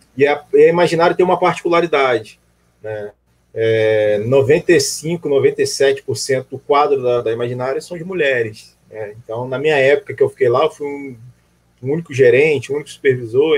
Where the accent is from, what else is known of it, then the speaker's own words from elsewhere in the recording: Rio de Janeiro, Brazil; also born or lived in Northeast Brazil; now in Niterói, Brazil; Sou do Rio de Janeiro, mas morei um tempo no Nordeste